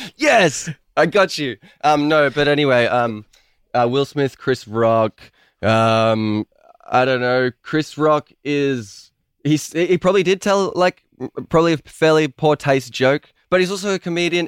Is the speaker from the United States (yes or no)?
no; Melbourne, Victoria, Australia